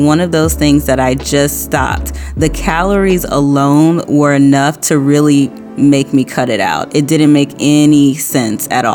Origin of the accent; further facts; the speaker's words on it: New Orleans, Louisiana, United States; moved away; I am from New Orleans, and I moved out of state when I was younger